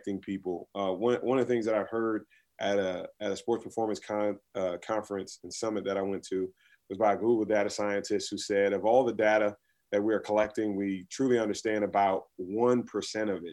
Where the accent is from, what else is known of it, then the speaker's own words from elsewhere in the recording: Washington, District of Columbia, United States; I was born and raised in Washington, D.C.